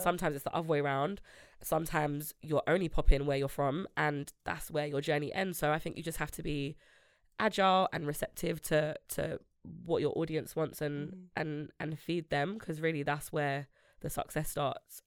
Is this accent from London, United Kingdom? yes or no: yes; London, United Kingdom; I grew up in Grove, but I live in Northwest